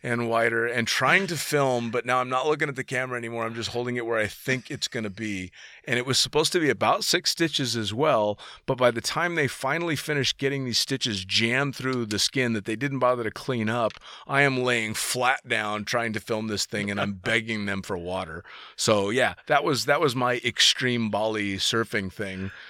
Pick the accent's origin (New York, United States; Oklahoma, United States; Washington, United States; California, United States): California, United States; San Francisco; I'm from the Bay Area. I'm from San Francisco.